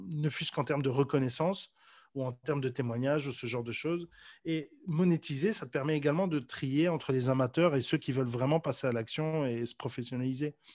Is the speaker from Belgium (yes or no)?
yes; Brussels, Brussels-Capital Region, Belgium; now in Paris, France; Donc là, ici, je suis dans ma chambre parisienne. Euh, je viens de Bruxelles à la base, mais j'étais amoureux de Paris depuis bien plus longtemps, depuis 10 ans au moins.